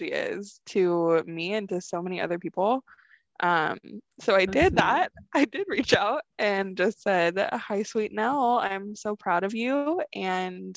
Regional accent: California, United States; I'm from California

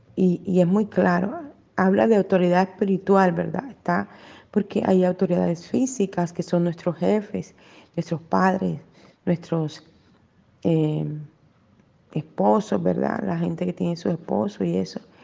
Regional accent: Colombia; yo nací en Colombia

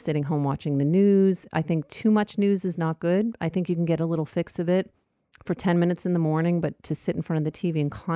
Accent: New York, United States; I'm a New Yorker by heart, so I walk through the neighborhood constantly

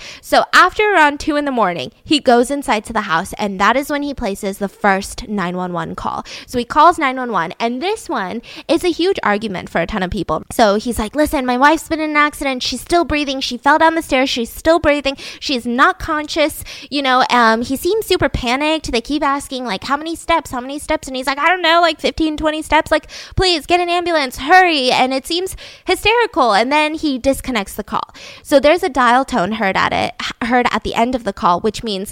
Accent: the South, United States; I'm from the South

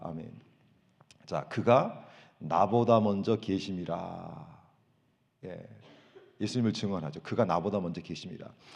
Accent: South Korea; moved away as an adult; now in United States; 한국에서 우리가 생활할 때

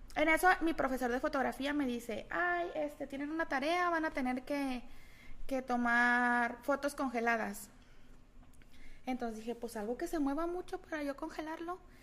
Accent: Guadalajara, Jalisco, Mexico; moved away; Yo nací en Guadalajara, crecí en Guadalajara

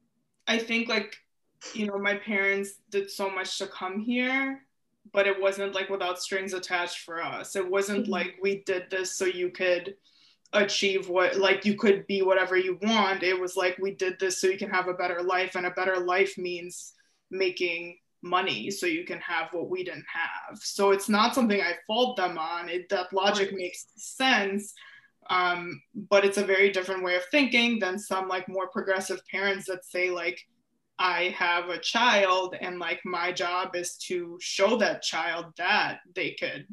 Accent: Ukraine; I think I started the Ending the Silence presentations by saying I'm from Ukraine because that's an important piece of how I was raised to think about mental health

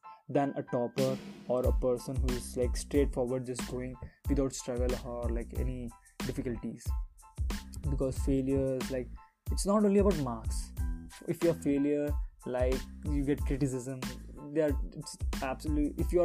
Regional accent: India; as per Indian mentality, we are still stuck to do a job

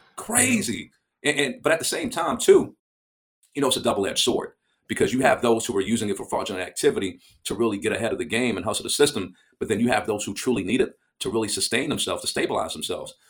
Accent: United States; as an American

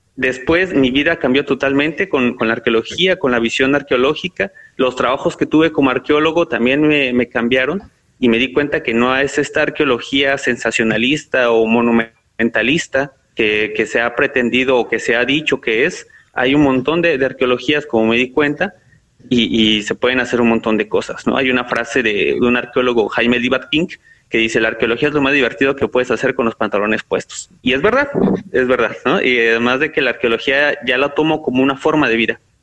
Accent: northern State of Mexico, Mexico; moved away; also born or lived in Xalapa, Veracruz; yo soy del, norte del Estado de México, un municipio, y de ahí pues me tuve que ir a, Jalapa, Veracruz

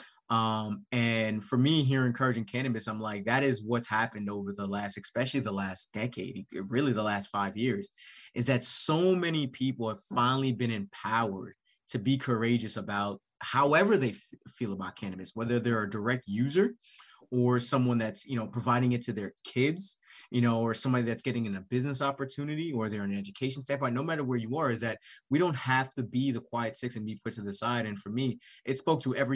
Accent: Jamaica; now in Cleveland, United States; being a Jamaican immigrant

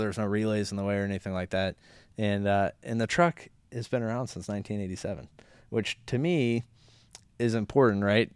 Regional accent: Orlando, Florida, United States; I grew up in Orlando

